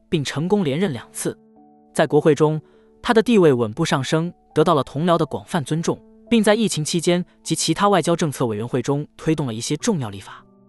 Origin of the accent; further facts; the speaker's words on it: United States; 我们作为美国人